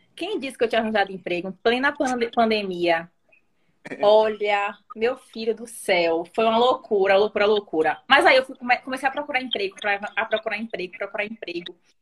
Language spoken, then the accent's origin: Portuguese; Salvador, Bahia, Brazil; also born or lived in Italy / London; eu nasci na Itália. E aí eu vim para o Brasil quando eu tinha 3 anos. É, aí fiquei. Meu, meu pai é italiano, minha mãe é brasileira. E aí, desde então, eu moro em Salvador.